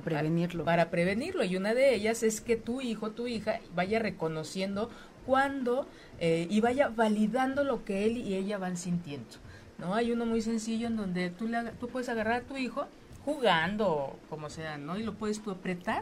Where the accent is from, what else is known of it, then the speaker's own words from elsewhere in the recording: Mexico; esta educación tan polarizada que tenemos como mexicanas, como mexicanos